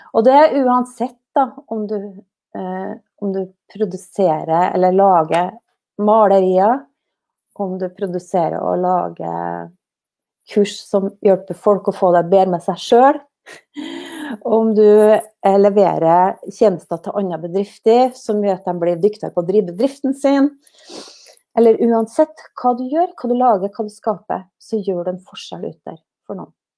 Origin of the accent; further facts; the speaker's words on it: Snåsa, Trøndelag, Norway; å komme tilbake til heimplassen min til Snåsa